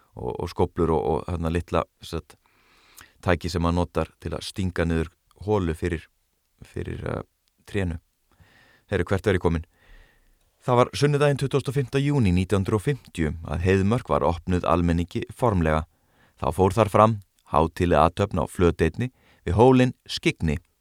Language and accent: Icelandic; Garðabær, Capital Region, Iceland; þegar ég ólst upp í Garðabænum að hluta til